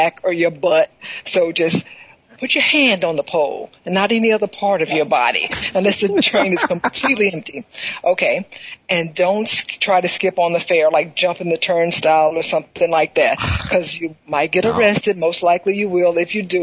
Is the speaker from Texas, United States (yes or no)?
yes; Houston, Texas, United States; now in New York, United States; I'm from Houston, Texas